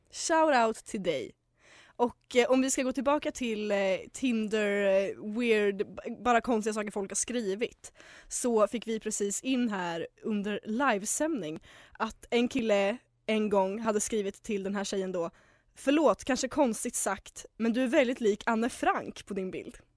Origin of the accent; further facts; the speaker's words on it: Hudiksvall, Gävleborg County, Sweden; men eftersom vi är från Hudik så är det okej.